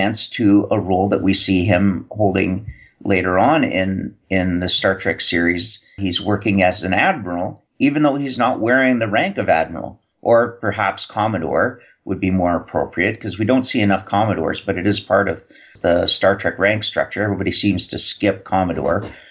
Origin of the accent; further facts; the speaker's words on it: Canada; Being Canadian